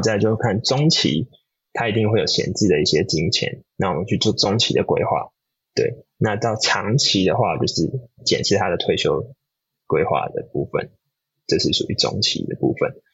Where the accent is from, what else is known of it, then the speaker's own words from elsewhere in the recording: Taiwan; now in California, United States; 我们身为台湾人